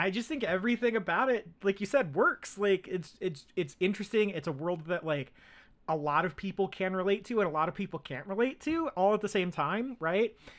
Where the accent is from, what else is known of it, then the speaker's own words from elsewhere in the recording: United States; I'm American.